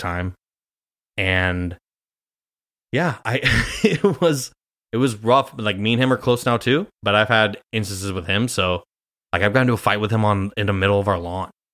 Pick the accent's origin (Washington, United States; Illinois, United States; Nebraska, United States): Nebraska, United States; Grand Island; moved away as an adult; now in New York, United States; I'm from Grand Island, Nebraska